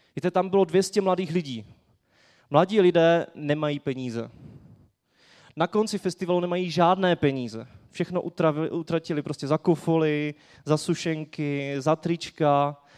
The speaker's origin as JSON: {"language": "Czech", "country": "Czechia", "said": "jako Češi"}